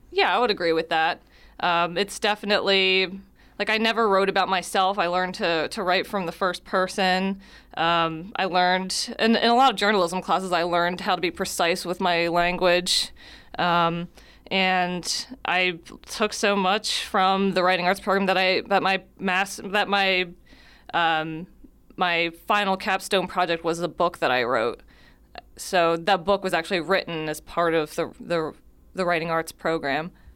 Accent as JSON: {"language": "English", "town": "Wildwood", "region": "New Jersey", "country": "United States", "tie": "born or raised there", "also_born_or_lived": "Cumberland County, New Jersey", "moved": "as an adult", "lives_now": "Millville, United States", "said": "I actually grew up in Wildwood, but, uh, my family is from Millville. I was born in Cumberland County"}